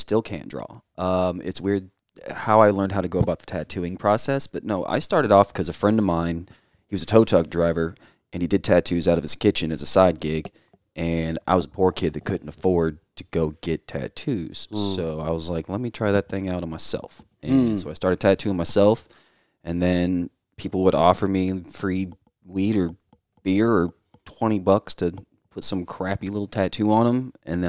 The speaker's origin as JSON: {"language": "English", "region": "Illinois", "country": "United States", "tie": "born or raised there", "moved": "yes", "said": "Originally in Illinois. We kind of moved around a whole lot."}